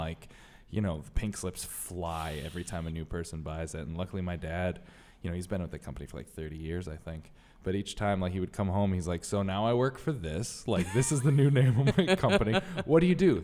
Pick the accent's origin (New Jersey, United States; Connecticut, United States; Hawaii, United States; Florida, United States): Connecticut, United States; Bridgeport; I come from Bridgeport, Connecticut